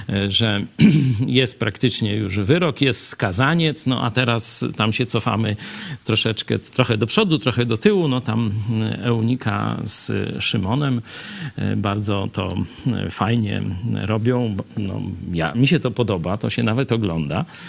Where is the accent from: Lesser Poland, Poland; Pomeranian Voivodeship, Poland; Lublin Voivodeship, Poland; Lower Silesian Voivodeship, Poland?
Lublin Voivodeship, Poland; Kraśnik; born or raised there